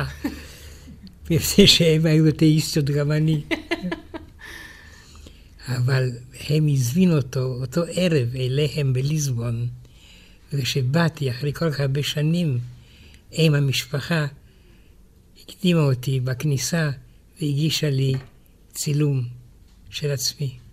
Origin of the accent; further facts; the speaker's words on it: France; also born or lived in Romania; now in Israel; כשהייתי ילד בצרפת